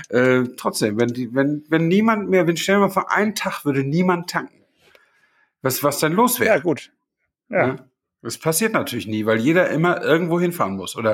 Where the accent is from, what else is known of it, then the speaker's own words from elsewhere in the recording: Flensburg, Schleswig-Holstein, Germany; ich stamme ja aus Flensburg und ich überlege gerade, ob die Autobahn 7, äh, 1973 war das ja, ob die schon bis Flensburg reichte damals.